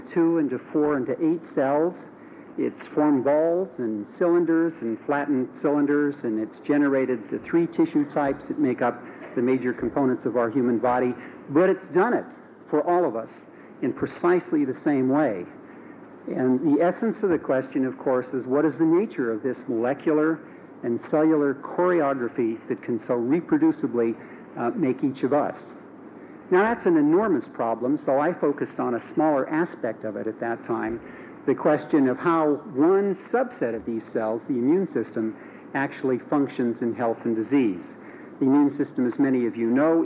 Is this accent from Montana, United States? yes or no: yes; Montana, United States; moved away as an adult; I grew up in Montana, went to high school in a town that had less than 3,000 people